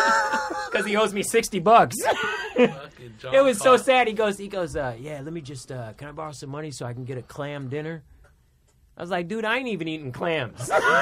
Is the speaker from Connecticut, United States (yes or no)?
no; San Jose, California, United States; moved away as an adult; also born or lived in Cupertino, California; now in Los Angeles, United States; I was born here in L.A., but I grew up in Northern California, in Silicon Valley, San Jose, Cupertino.